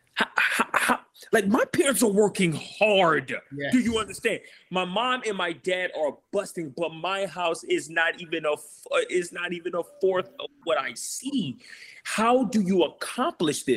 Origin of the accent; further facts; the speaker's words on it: St. Louis, Missouri, United States; I grew up in St. Louis City, and I had older parents